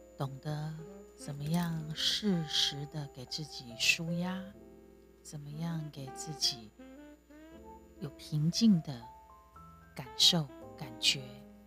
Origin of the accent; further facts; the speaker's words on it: Taiwan; 我是台湾人的角度分享我的所见所闻